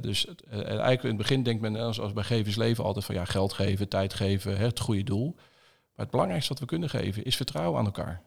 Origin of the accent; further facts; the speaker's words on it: Zevenhuizen, South Holland, Netherlands; also born or lived in Bruges, Belgium; Zevenhuis onder de rook van Rotterdam opgegroeid